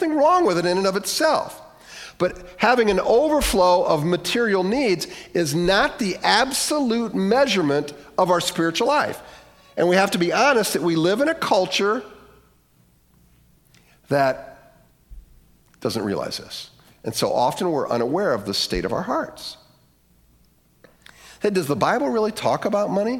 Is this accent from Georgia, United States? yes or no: no; Lorain, Ohio, United States; my hometown, Leary, Ohio